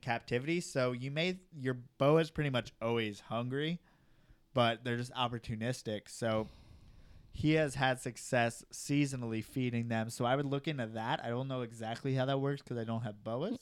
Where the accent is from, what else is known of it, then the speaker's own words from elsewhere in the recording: New York, United States; moved away; I'm from New York. The reason why I don't live in New York